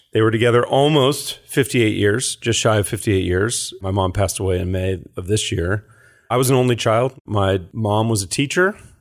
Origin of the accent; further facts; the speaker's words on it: San Carlos, California, United States; also born or lived in Lafayette, California; I grew up in the Bay Area. I grew up in Silicon Valley